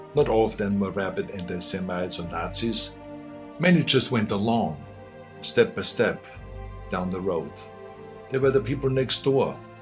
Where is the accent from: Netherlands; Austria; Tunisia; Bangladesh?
Austria; English is a second language; now in United States; I grew up in Austria.